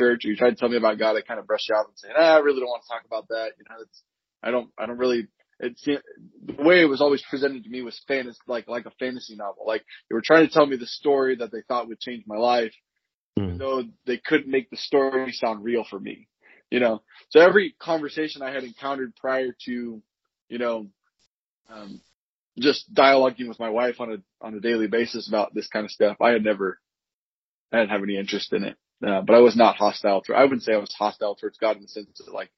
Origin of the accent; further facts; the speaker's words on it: Sacramento, California, United States; also born or lived in Visalia, California; now in Tulare, United States; I am originally from Sacramento, but I live in Tulare